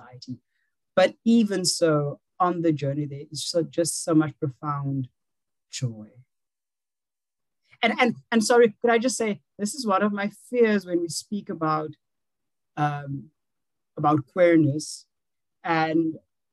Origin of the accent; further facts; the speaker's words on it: South Africa; I am a South African, so we have civil rights